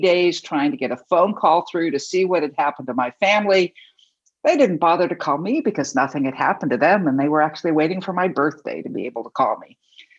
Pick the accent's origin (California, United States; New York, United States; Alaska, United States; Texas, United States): California, United States; Los Angeles; also born or lived in Taipei, Taiwan; I grew up in Los Angeles, but that year I had gone to spend the year with other family members in Taipei, Taiwan, and was in high school there.